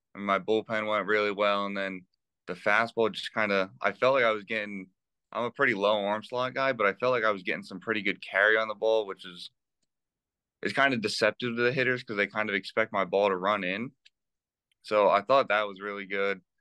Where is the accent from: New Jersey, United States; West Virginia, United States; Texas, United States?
New Jersey, United States; I grew up in New Jersey